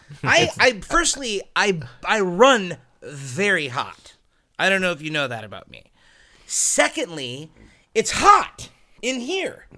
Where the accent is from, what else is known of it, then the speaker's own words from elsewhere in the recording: United States; I'm an American